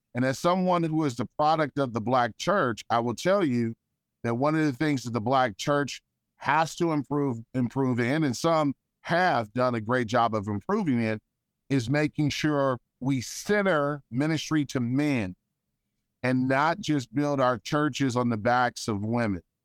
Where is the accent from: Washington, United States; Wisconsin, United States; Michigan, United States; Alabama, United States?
Michigan, United States; Detroit; a kid growing up in Detroit